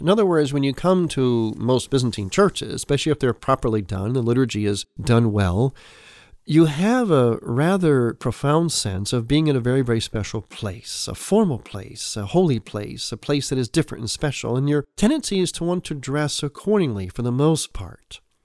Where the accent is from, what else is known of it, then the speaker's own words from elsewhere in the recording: United States; people like me, growing up in America